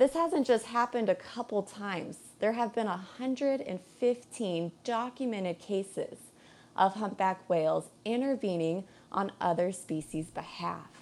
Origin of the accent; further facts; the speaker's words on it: Colorado, United States; now in Hawaii, United States; I'm a Colorado girl, born and raised